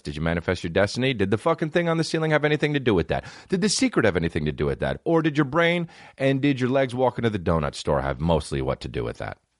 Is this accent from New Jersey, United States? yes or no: yes; New Jersey, United States; all my mom does is get me New Jersey stuff 'cause we're from New Jersey